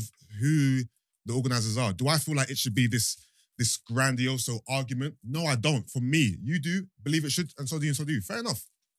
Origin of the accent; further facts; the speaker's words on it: United Kingdom; as a Nigerian person born in Britain